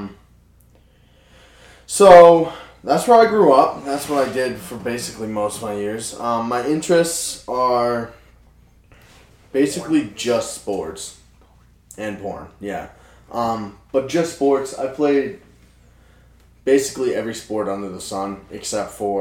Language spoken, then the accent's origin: English; Waldoboro, Maine, United States; I grew up in Waldoboro, Maine